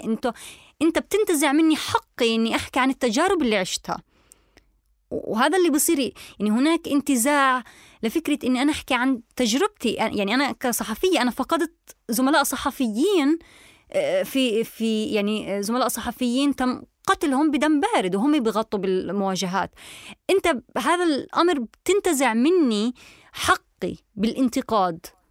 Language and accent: Arabic; Palestine; now in Germany; انا كفلسطينيه